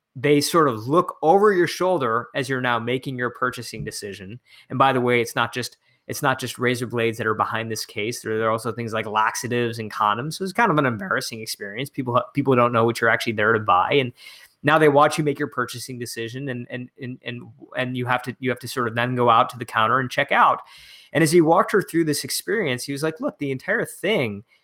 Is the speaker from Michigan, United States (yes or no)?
yes; right outside of Detroit, Michigan, United States; i'm back in my hometown in michigan uh, right outside of detroit